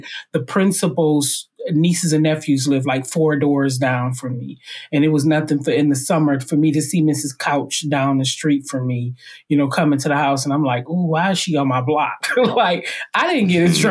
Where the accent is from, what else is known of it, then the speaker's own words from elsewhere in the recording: Highland Park, Michigan, United States; I was raised in Highland Park, which is a little donut hole in the middle of Detroit